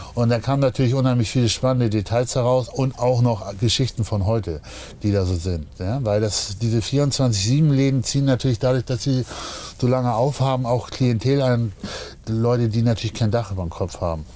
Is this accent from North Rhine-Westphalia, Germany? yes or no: no; Hamburg, Germany; als Hamburger und ich tatsächlich schon von Kindesbeinen eigentlich HSV-Fan und bin ah. natürlich ah. hier auch im, äh, im Viertel groß geworden.